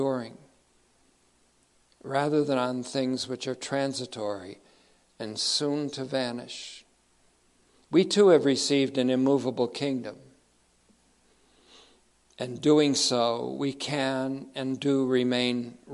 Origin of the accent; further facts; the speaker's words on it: United States; I'm speaking as an American Christian